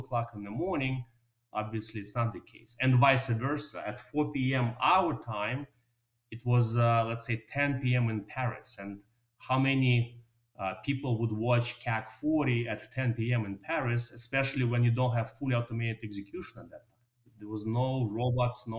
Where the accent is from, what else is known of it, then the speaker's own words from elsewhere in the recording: Moscow, Russia; moved away; also born or lived in New York City, United States; I was born in Moscow, Russia, and I came to New York with my parents. I went to a very normal public high school in New York City